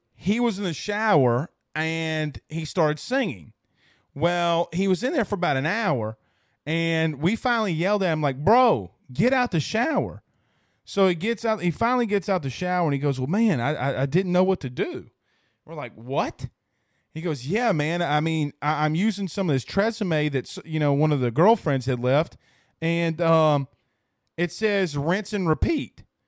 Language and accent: English; Franklinton, Louisiana, United States; also born or lived in Amite, Louisiana; I grew up in Franklinton with divorced parents.